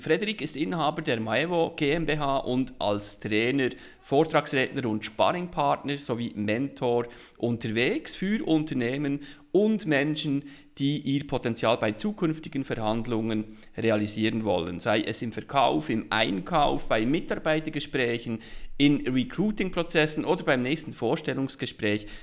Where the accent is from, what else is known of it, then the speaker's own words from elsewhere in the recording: Bern, Switzerland; ich als Berner